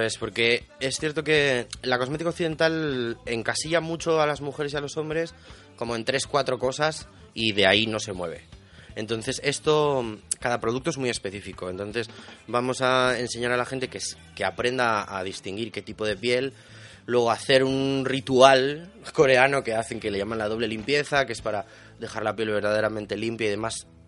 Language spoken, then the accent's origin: Spanish; León, Castile and León, Spain; yo soy de León